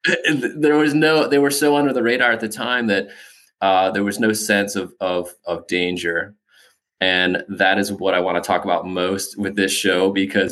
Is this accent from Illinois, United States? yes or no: no; Cincinnati, Ohio, United States; also born or lived in Cleveland, Ohio; now in Charleston, United States; I was born in Cleveland, but raised in Cincinnati. And as a Cincinnati boy